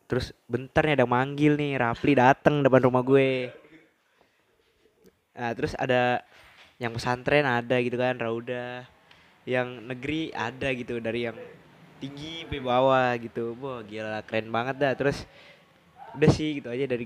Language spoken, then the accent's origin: Indonesian; Java, Indonesia; padahal gue orang Jawa asli gitu